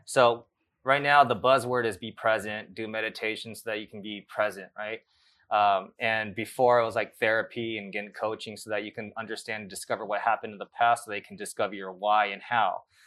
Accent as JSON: {"language": "English", "town": "Los Angeles", "region": "California", "country": "United States", "tie": "born or raised there", "also_born_or_lived": "Japan", "said": "growing up in the South Bay of L"}